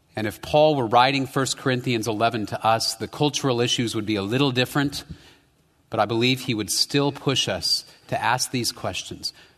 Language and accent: English; United States; my tamale rights as an American